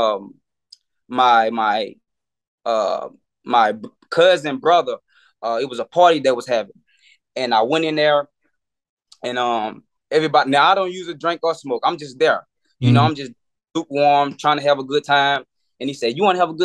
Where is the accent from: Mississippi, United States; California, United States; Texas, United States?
Mississippi, United States; Meridian; moved away as an adult; now in Atlanta, United States; I'm originally from Meridian, Mississippi. That's where I grew up at.